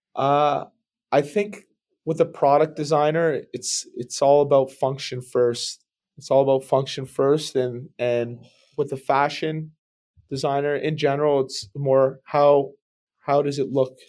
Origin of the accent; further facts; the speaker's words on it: Brampton, Ontario, Canada; I just grew up in, uh, suburban Bramley, Ontario